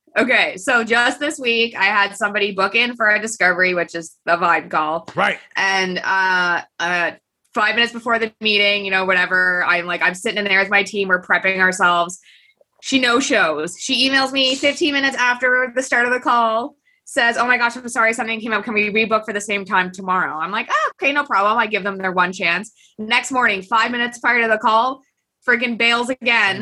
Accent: Kingston, Ontario, Canada; st lawrence college which is in kingston ontario and that's my hometown

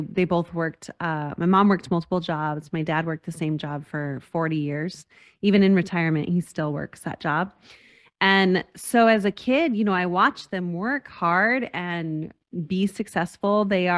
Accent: Las Cruces, New Mexico, United States; I grew up in Las Cruces, New Mexico, which is a very small town, a border town near El Paso, Texas.

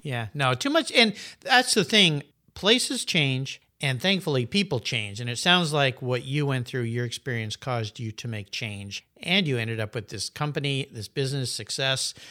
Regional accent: Southern California, United States; moved away as an adult; now in Pacific Northwest, United States; I moved from Southern California, where I grew up, was raised there, thought I'd never leave

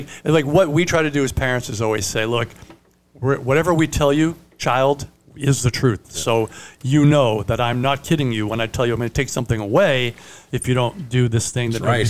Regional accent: Italy; first language Italian; English is a second language; I'm Italian.

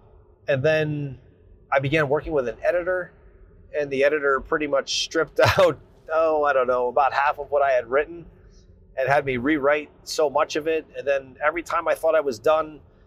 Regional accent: New Jersey, United States; I am from New Jersey. I still live in New Jersey

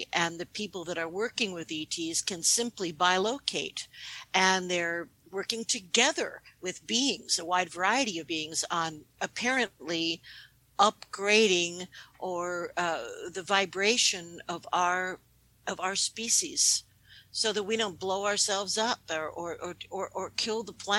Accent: New York City, New York, United States; I have dual citizenship. I was born in New York City. I grew up in New York. So I'm really an American emotionally.

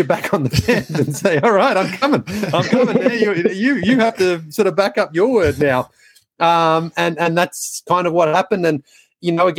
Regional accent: Australia; moved away as an adult; I was, born and raised in Australia. I went backpacking for 6 weeks about 25 years ago and I never went home to live

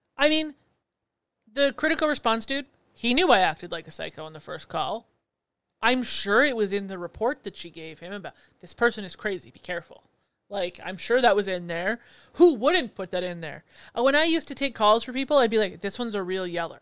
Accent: Canada; I'm Canadian

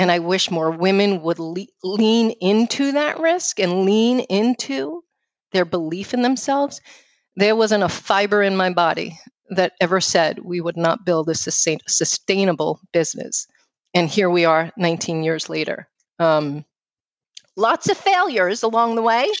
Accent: New York City, New York, United States; accent: New York; moved away; I grew up uh, in New York City

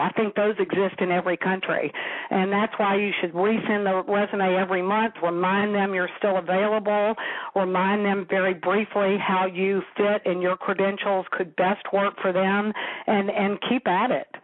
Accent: the South, United States; accent: southern; my southern accent

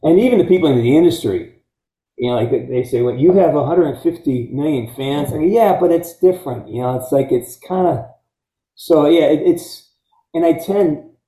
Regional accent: Pittsfield, Massachusetts, United States; I'm from Western Mass. I'm a Pittsfield guy

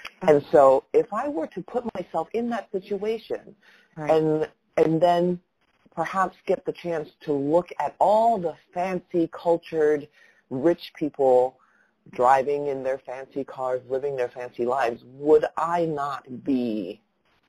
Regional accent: Taiwan; now in Los Angeles, United States; I was growing up in Taiwan, and then also here in the United States

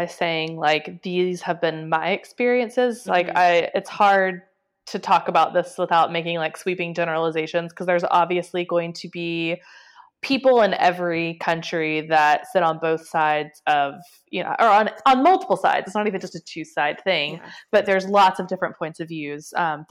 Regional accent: Nashville, Tennessee, United States; moved away as an adult; now in London, United Kingdom; the one that I grew up with in Nashville

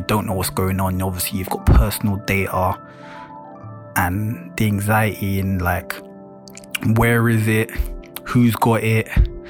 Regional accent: London, United Kingdom; a black man at that, growing up in London

